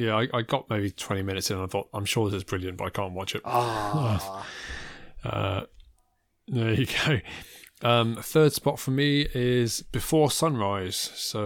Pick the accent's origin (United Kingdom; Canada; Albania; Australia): United Kingdom; England; I was born in England, I stayed in England. I don't have the kind of any of the immigrant experience.